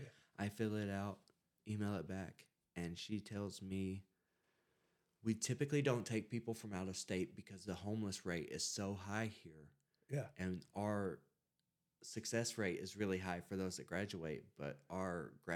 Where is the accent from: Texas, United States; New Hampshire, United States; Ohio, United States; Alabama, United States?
Alabama, United States; I was like, look, I'm from Alabama. I flew here to go to rehab.